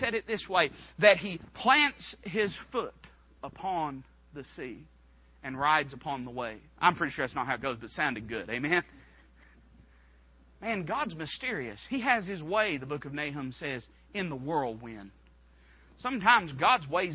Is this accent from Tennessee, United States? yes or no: yes; Knoxville, Tennessee, United States; the church I grew up in over in East Knoxville